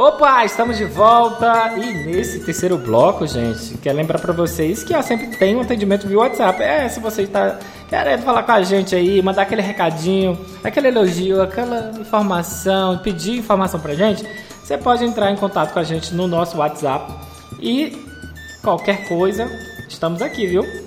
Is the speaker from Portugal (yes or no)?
no; Piauí, Brazil; Eu sou do Piauí